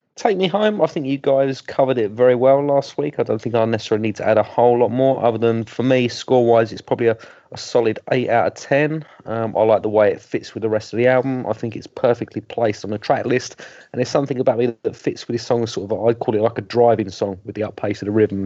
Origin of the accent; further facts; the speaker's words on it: England, United Kingdom; being English